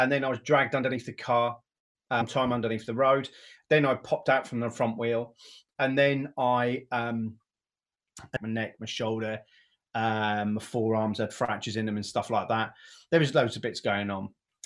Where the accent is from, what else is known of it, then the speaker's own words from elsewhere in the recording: Great Yarmouth, East of England, United Kingdom; I'm from Great Yarmouth